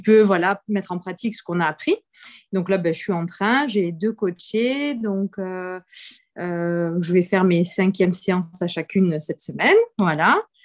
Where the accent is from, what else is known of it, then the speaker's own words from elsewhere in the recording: Montpellier, Occitania, France; je viens de France, du coup, et de Montpellier